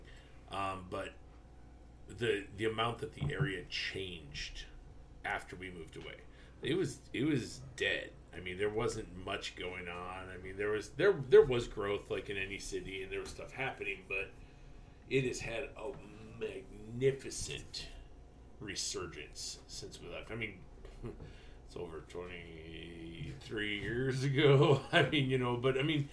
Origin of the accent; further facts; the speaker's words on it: Buffalo, New York, United States; moved away; I'm from Western New York, born and raised in the Buffalo area